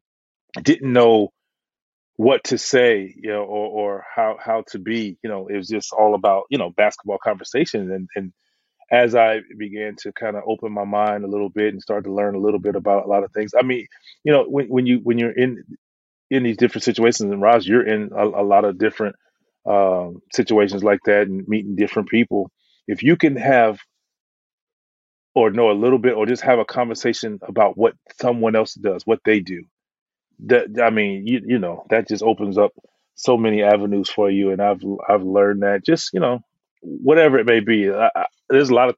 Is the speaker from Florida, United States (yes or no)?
yes; Florida, United States; I'm from Florida